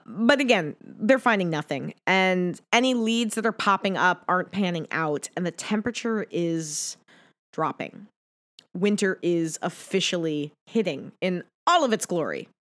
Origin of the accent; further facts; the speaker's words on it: Pacific Northwest, United States; I grew up in the Pacific Northwest